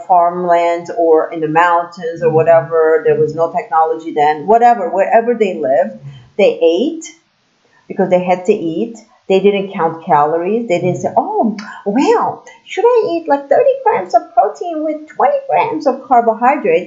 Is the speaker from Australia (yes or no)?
no; Turkey; I'm from Turkey